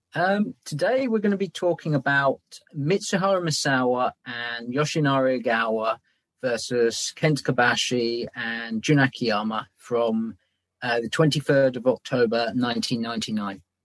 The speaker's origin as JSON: {"language": "English", "region": "England", "country": "United Kingdom", "said": "I'm English"}